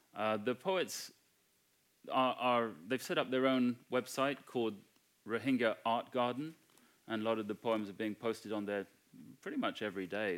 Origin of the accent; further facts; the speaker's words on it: United Kingdom; I'm white British.